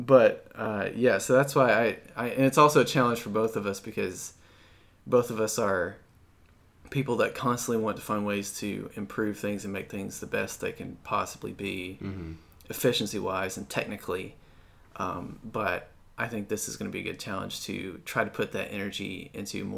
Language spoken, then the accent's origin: English; Lexington, Kentucky, United States; moved away as an adult; now in Atlanta, United States; Spent all of my learning years in Lexington